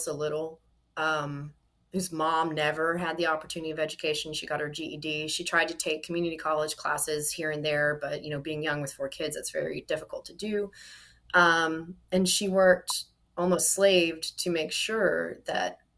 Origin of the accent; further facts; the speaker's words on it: Mississippi, United States; I was raised in Mississippi's public school system